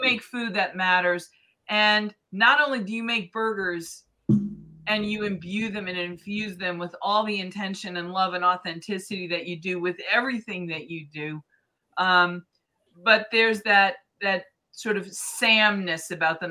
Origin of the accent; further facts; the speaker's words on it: Boston, Massachusetts, United States; now in North Vancouver, Canada; I grew up in Boston